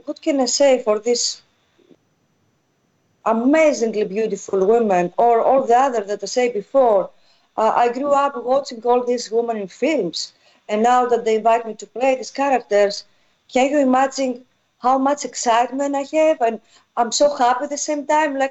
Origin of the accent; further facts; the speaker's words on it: Eastern Macedonia and Thrace, Greece; English is a second language; moved away; I grew up there in North Greece.